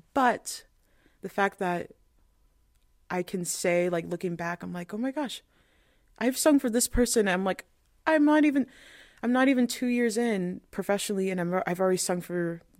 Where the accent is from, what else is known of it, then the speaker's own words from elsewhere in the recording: Spain; when I tell people, oh, I was from Spain, like they're like, oh, but you don't look like it, for example.